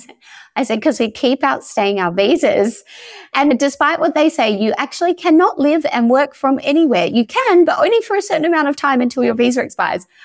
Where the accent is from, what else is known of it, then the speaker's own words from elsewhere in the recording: Perth, Western Australia, Australia; moved away as an adult; now in Croatia; I'm originally from Perth in Western Australia